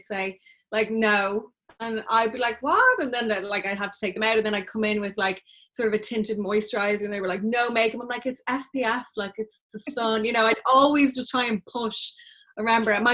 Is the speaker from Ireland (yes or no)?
yes; Dublin, Leinster, Ireland; I was born in Dublin.